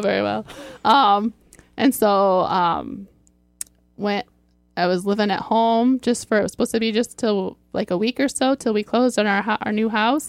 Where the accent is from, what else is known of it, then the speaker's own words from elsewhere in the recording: Fort Wayne, Indiana, United States; moved away as an adult; now in Sylvania, United States; I'm from Fort Wayne, and we moved to Sylvania